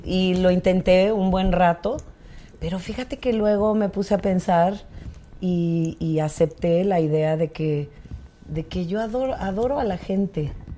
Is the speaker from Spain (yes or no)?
no; Tlaxiaco, Oaxaca, Mexico; now in Oaxaca City, Mexico; Yo soy de la Mixteca, de Tlajiaco